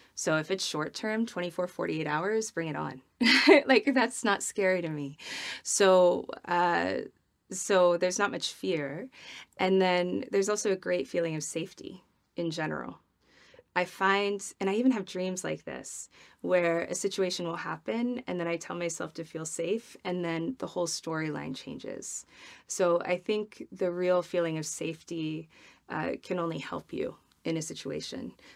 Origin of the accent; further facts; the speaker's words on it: Midwest, United States; I'm from the Midwest where you have dinner parties